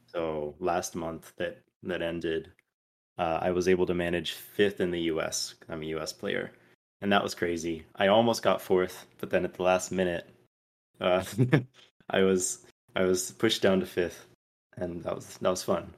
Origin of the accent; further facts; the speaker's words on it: Brazil; moved away as an adult; also born or lived in North Carolina, United States; now in Atlanta, United States; I lived there from, from when I was eight until I was eighteen, and it was a very defining part of my childhood.